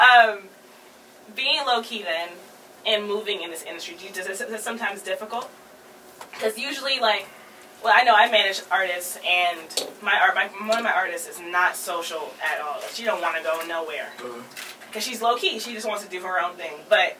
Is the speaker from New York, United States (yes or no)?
yes; New York, United States; Me and my co-hosts are from New York